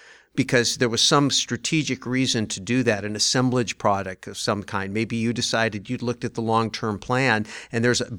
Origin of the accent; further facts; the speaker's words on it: Santa Clara Valley, California, United States; I grew up in Silicon Valley. Before it was Silicon Valley. I grew up when it was Santa Clara Valley